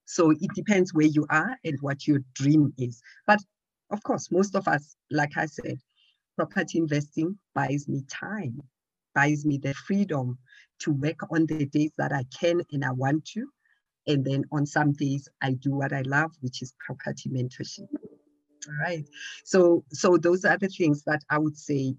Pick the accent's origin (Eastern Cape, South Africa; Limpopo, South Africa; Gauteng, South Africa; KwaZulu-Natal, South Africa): Gauteng, South Africa; Johannesburg; I am from Johannesburg